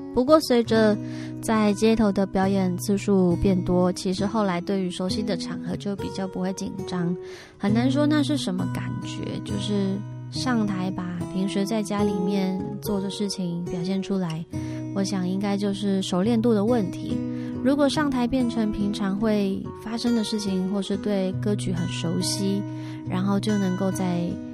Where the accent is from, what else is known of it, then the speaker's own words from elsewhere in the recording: Taiwan; 我是来自于火星，刚降落到台湾不久的一个渺小女孩